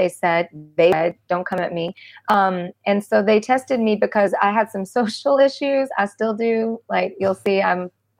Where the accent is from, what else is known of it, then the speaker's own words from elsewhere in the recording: United States; also born or lived in Mississippi / Arkansas; I grew up in Mississippi and Arkansas